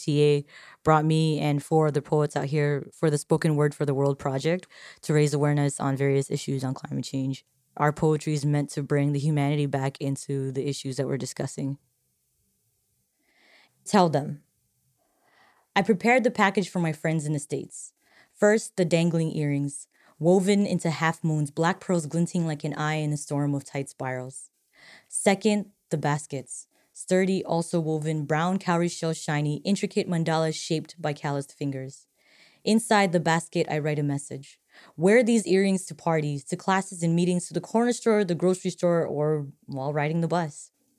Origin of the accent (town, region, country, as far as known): Marshall Islands